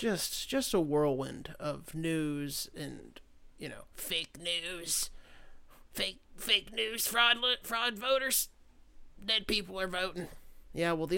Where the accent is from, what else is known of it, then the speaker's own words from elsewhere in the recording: United States; part of being an American